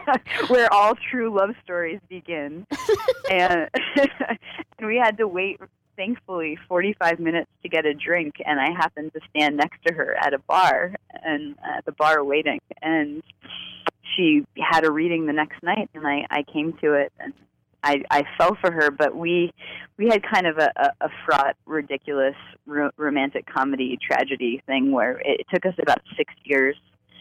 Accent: Florida, United States; moved away; So I grew up in Central Florida, which was very conservative.

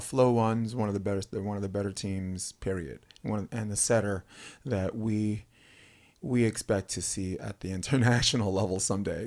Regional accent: New York City, New York, United States; moved away as an adult; I'm a kid from Brooklyn

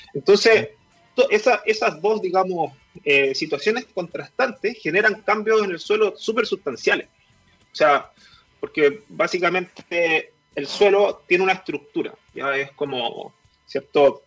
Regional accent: Melipilla, Santiago Metropolitan Region, Chile; moved away as an adult; also born or lived in Valdivia; now in Coyhaique, Chile; como soy de Melipilla, también mi abuelo es agricultor y siempre estuve un poco vinculado al campo. No tan activamente, pero sí siempre me crié en el campo, digamos. Melipilla es un, un sector rural

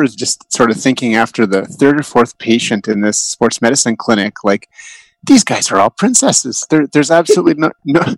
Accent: Edmonton, Alberta, Canada; also born or lived in Vancouver / Toronto; I grew up in Edmonton.

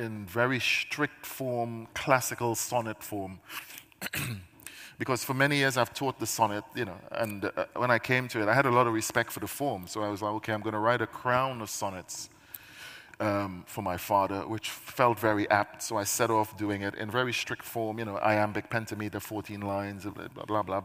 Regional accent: Trinidad & Tobago; now in United Kingdom; I am a Caribbean poet because I spent my formative years in the Caribbean

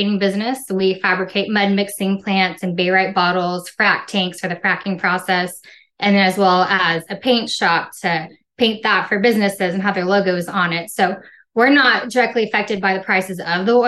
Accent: Corpus Christi, Texas, United States; also born or lived in New Mexico; now in New Braunfels, United States; I'm from Corpus Christi, Texas. It's a little beach city down in the Gulf of Mexico

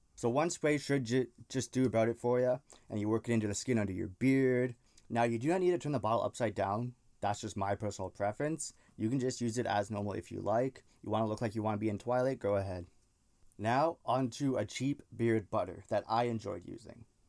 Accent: Canada; I'm Canadian, so that's why I threw the A in there

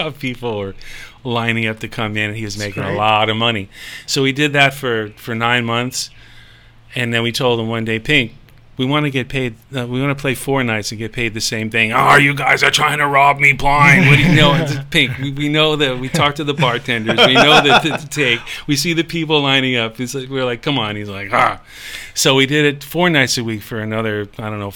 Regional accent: Long Island, New York, United States; moved away as an adult; also born or lived in Potsdam, New York; now in Hawaii, United States; I'm not from New York City. You know, Long Island is like suburban

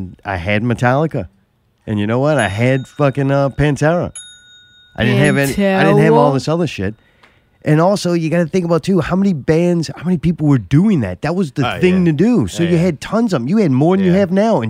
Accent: Harahan, Louisiana, United States; I was from Harahan

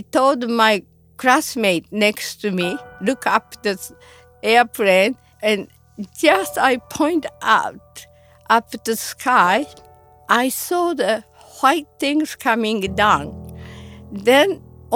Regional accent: Hiroshima, Japan; now in United States; I was born in Hiroshima, Japan, and I was 13 years old

